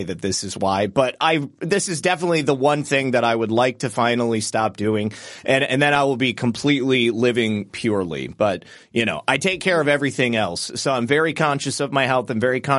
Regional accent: Michigan, United States; moved away as an adult; now in Florida, United States; I'm from Michigan

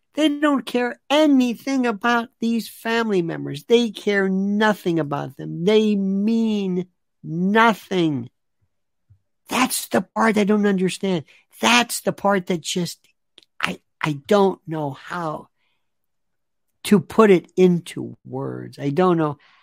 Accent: United States; As an American citizen

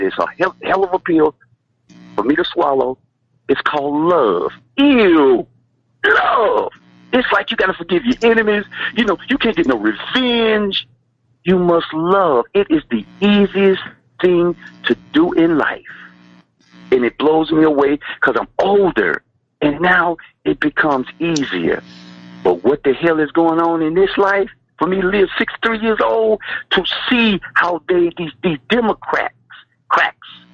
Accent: Louisiana, United States; now in Calgary, Canada; I'm calling you from Calgary, Alberta, but I'm originally from Louisiana

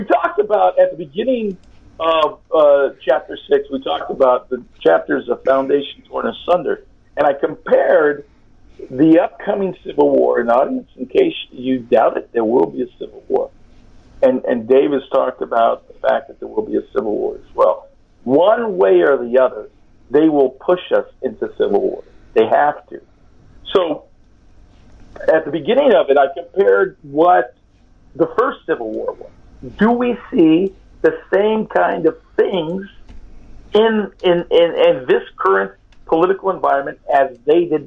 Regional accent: California, United States; I'm from California, and I'm Hispanic on top of it

